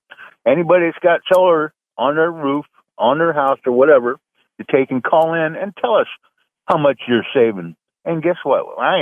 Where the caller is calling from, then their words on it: Sarasota, Florida, United States; Driver … down here in Sarasota.